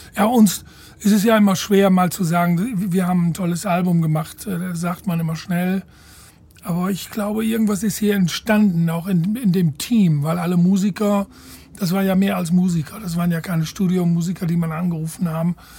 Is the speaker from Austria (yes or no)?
no; Ireland; moved away; nach Irland in meine alte Heimat